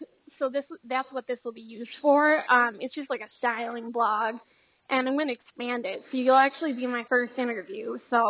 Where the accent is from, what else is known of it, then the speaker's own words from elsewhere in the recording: Scranton, Pennsylvania, United States; I'm from Scranton, Pennsylvania, in the United States.